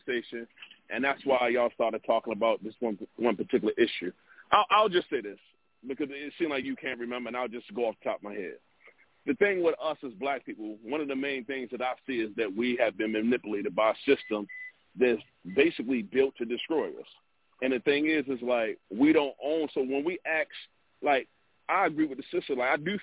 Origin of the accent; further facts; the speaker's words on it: Baltimore, Maryland, United States; I'm from Baltimore